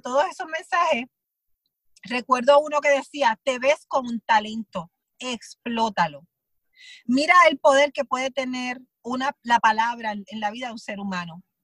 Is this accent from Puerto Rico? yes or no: yes; southern Puerto Rico, Puerto Rico; yo pues soy del sur, de Puerto Rico